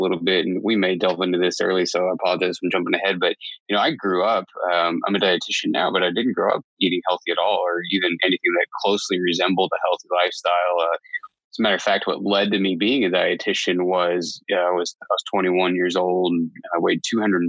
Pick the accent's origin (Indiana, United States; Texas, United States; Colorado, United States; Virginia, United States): Indiana, United States; southern; moved away as an adult; now in Boise, United States; I grew up in the Midwest where it's completely flat in southern Indiana, and grew up as a young kid there